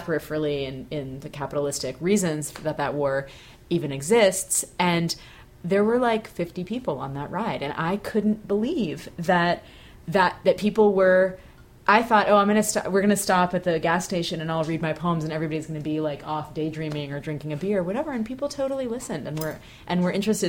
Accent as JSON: {"language": "English", "area": "Bay Area", "region": "California", "country": "United States", "tie": "born or raised there", "moved": "yes", "said": "growing up in the Bay Area"}